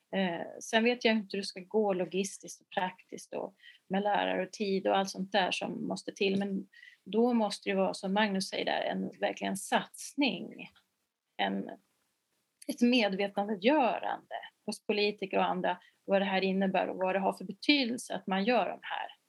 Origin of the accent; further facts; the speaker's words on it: Uppsala, Uppsala County, Sweden; när jag var liten och jag kom från Uppsala